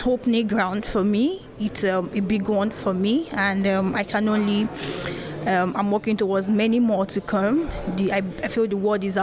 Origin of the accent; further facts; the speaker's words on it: Nigeria; I'm from Nigeria